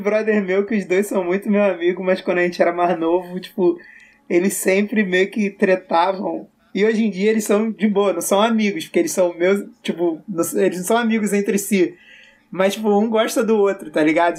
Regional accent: Rio de Janeiro, Brazil; also born or lived in Belo Horizonte; eu sou carioca

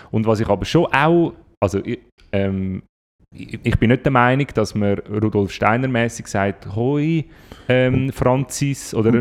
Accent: Switzerland; bei uns in der Schweiz

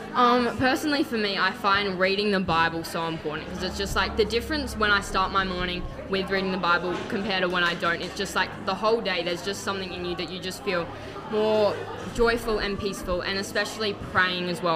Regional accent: Gold Coast, Queensland, Australia

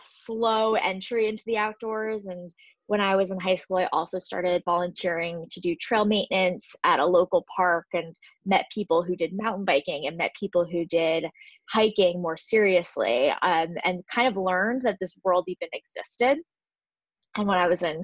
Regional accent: New Jersey, United States; I am from New Jersey and I grew up in the suburbs

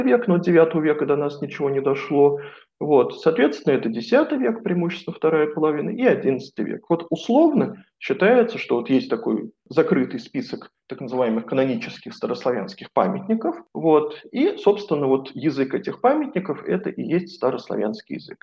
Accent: Moscow, Russia; moved away as an adult; now in Banská Bystrica, Slovakia; я коренной москвич, жил в центре Москвы

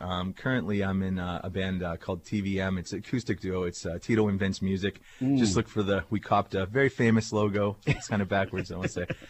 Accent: Erie, Pennsylvania, United States; Yeah, I grew up in Erie. Went to Harbor Creek High School, so I've been here my whole life.

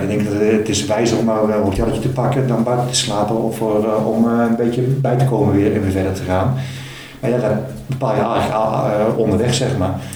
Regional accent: Netherlands; ik ben een Nederlander

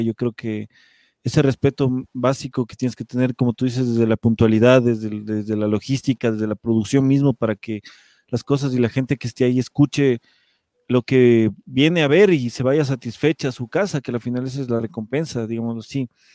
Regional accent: Ecuador; siendo una banda ecuatoriana en otro país

